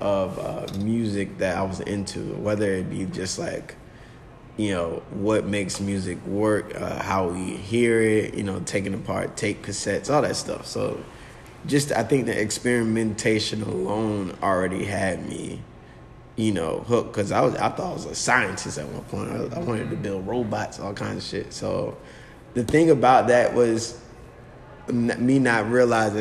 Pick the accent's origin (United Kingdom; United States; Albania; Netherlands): United States; Virginia Beach, Virginia; I'm from Virginia Beach. It's like born and raised out here